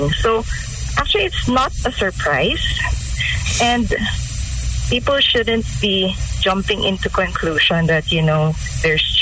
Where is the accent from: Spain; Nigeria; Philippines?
Philippines; Mindanao; I'm from Mindanao, okay?